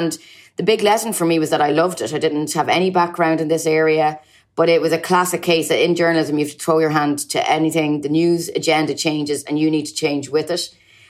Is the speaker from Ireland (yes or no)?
yes; Ireland; moved away as an adult; also born or lived in Washington / Cambridge; now in Brussels, Belgium; You may tell from my accent that I hail from Ireland.